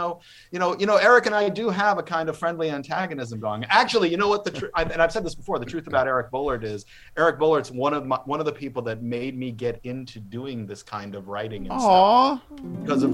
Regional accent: Louisiana, United States; My home state, Louisiana

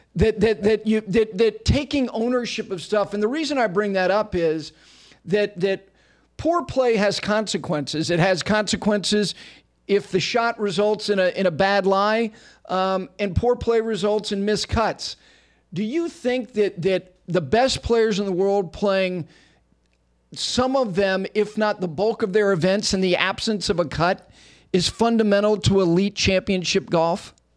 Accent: Ridgewood, New Jersey, United States; I grew up in Ridgewood, New Jersey

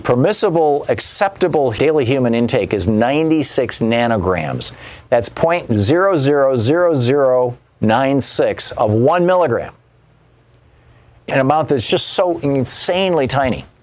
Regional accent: Michigan, United States; moved away; also born or lived in Vermont; I grew up in Michigan near the Canadian border, lived in Vermont for 10 years near the Canadian border

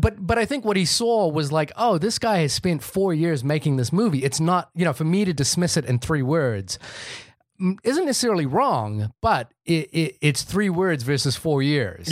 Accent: India; I'm Indian

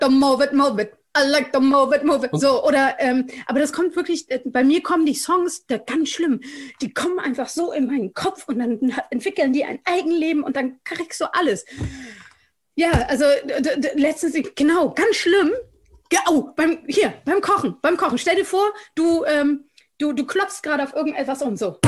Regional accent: Germany; ich komme aus Deutschland. Ich bin Deutsche.

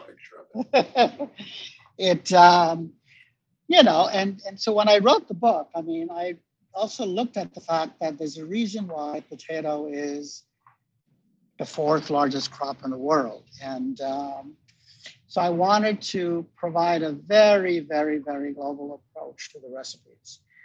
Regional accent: India; moved away; I'm Indian.

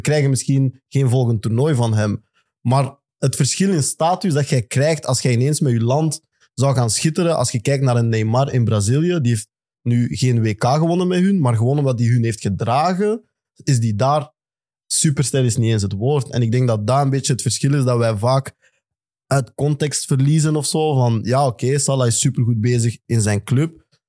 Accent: Belgium; als Belgen

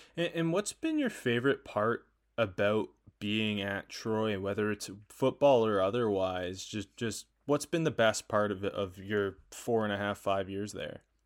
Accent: Canada; I'm Canadian

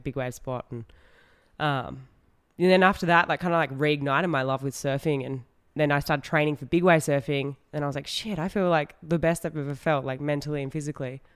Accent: Western Australia, Australia; I grew up in Western Australia

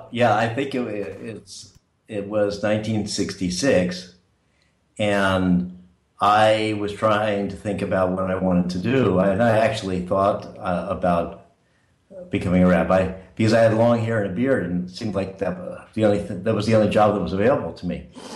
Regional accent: San Francisco, California, United States; That's right. And my family came to San Francisco around 1900, so we were there a long time.

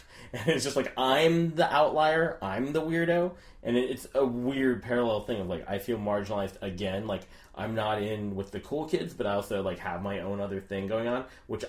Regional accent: San Jose, California, United States; I mean, I grew up in the suburbs, but I grew up in San Jose. There were still, like, tons of, like, Latino people around. It was like, mm-hmm. still, like, a pretty ethnically diverse mix.

